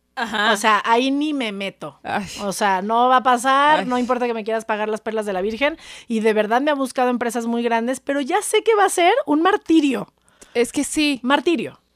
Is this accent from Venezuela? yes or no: no; Mexico; soy mexicana, soy pocha, em, de mamá gringa, papá mexicano, y mm, amo mi país